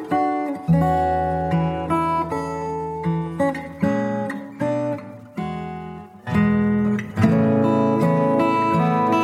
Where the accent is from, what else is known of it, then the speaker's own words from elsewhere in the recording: Portland, United States; John and I are from Portland.